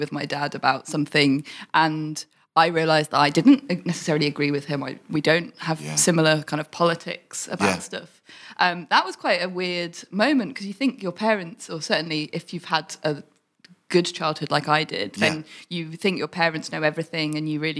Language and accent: English; High Wycombe, South East England, United Kingdom; we grew up in near High Wycombe